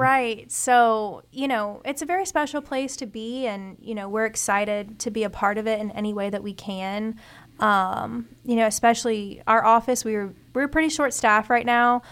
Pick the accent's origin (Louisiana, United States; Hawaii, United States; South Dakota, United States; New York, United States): Louisiana, United States; Ponchatoula; I'm from Punchetuula